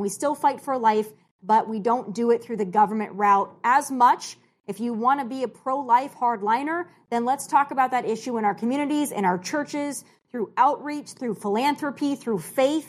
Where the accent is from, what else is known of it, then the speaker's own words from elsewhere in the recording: South Dakota, United States; moved away; also born or lived in California; I'm born and raised in South Dakota.